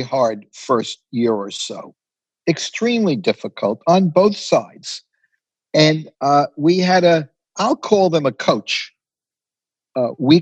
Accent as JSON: {"language": "English", "town": "New York City", "region": "New York", "country": "United States", "tie": "born or raised there", "said": "I grew up in the Bronx, on Barnes Avenue near Allerton Avenue"}